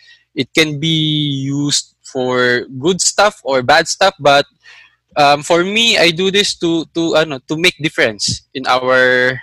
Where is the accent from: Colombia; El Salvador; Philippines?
Philippines; Manila, Metro Manila; I grew up in Manila.